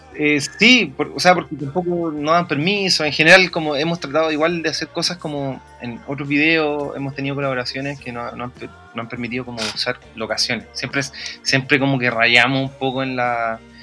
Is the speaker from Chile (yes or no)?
yes; Valparaíso, Chile; nosotros somos de ahí, de Playa Ancha. Eh, nacido y criado en, en, en Playa Ancha